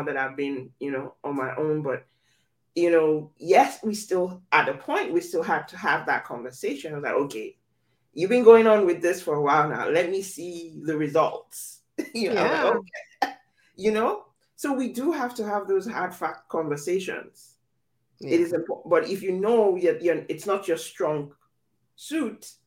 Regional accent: Nigeria; I grew up in Nigeria

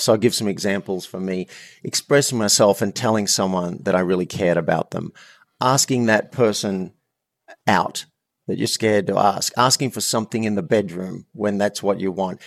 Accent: Australia; I'm Australian

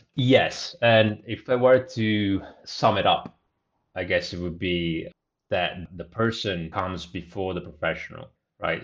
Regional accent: Italy; moved away as an adult; also born or lived in Bristol, United Kingdom; I grew up in a small town in Italy, roughly about three thousand population, so very small.

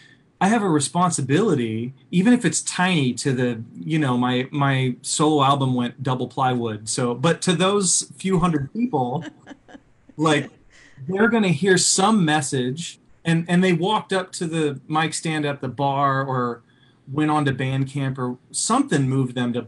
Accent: Oklahoma City, Oklahoma, United States; I was raised in the Midwest. You know, I grew up in Oklahoma City

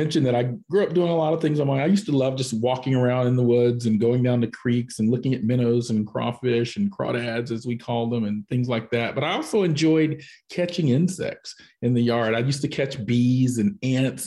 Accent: Canton, Georgia, United States; also born or lived in Washington, D.C. area; now in Gwinnett County, United States; I grew up in the Pea Ridge 19 community and had a good upbringing

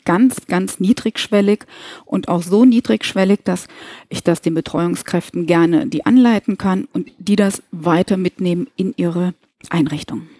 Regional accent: Kassel, Hesse, Germany; now in Koblenz, Germany; lebe im lustigen Rheinland in Koblenz, und ich glaube, der Frohsinn, der ist schon immer in meinem Gemüt, obwohl ich gebürtig aus Nordhessen komme, aus Kassel.

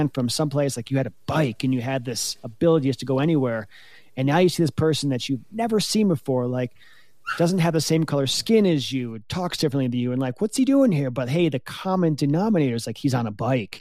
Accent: United States; as an American

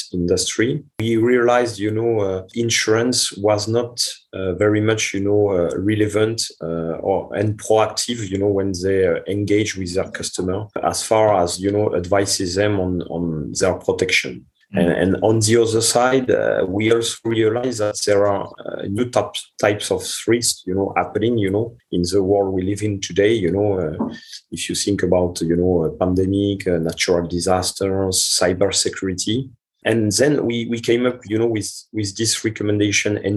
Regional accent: France; English is a second language; moved away as an adult; also born or lived in India; now in Montreal, Canada; I am originally from France and my mother is Italian

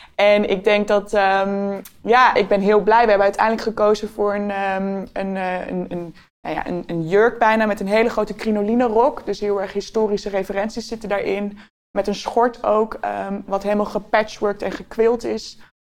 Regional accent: Utrecht, Netherlands; ik ben een eh, geboren Utrechter

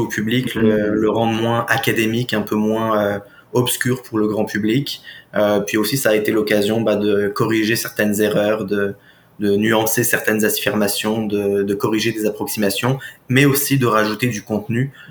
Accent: France; moved away as an adult; now in Quebec, Canada; je viens de France à l'origine. Je suis arrivé au Québec en août 2014

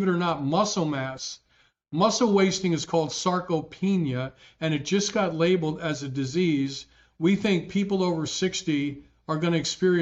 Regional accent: New Jersey, United States; growing up in Jersey, my dad was a union president

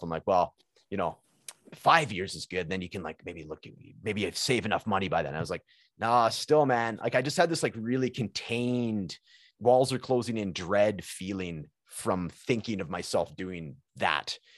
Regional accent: British Columbia, Canada; moved away as an adult; also born or lived in Alberta; now in Edmonton, Canada; So I'm from British British Columbia, which is kind of like where Vancouver is in that area of, of Canada.

